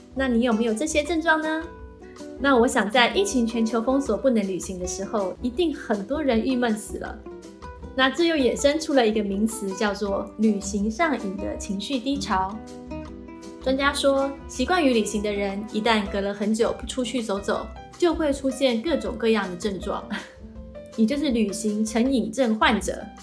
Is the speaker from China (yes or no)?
no; Taiwan; now in New Zealand; 从小在台湾常常去登山步道，爬上爬下